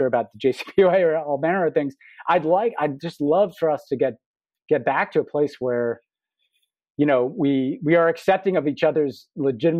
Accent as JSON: {"language": "English", "region": "New York", "country": "United States", "tie": "born or raised there", "said": "I'm an American, I'm a New Yorker, and I come from a Jewish background."}